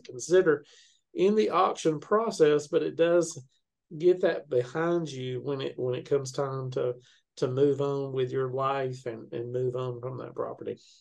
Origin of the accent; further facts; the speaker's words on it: Chattanooga, Tennessee, United States; now in Murfreesboro, United States; I'm originally from Chattanooga, but uh, okay. I live in Murfreesboro, Tennessee, right now